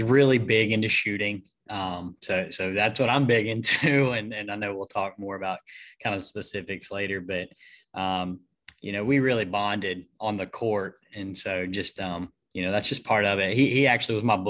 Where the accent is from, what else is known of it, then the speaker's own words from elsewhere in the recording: Monticello, Georgia, United States; I'm from Monticello, Georgia, south of where we are now.